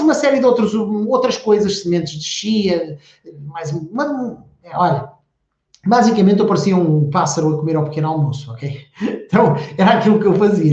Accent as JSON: {"language": "Portuguese", "region": "the interior of Portugal", "country": "Portugal", "tie": "born or raised there", "said": "eu sou do interior, eu não, sou, eu não nasci em Portugal, mas vivi a minha infância toda no interior"}